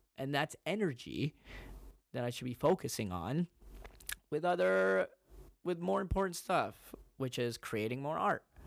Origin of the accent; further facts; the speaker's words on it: United States; I grew up in America